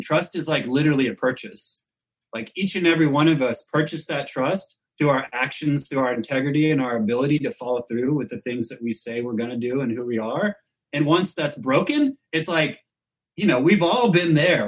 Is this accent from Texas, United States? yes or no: yes; Austin, Texas, United States; growing up in Austin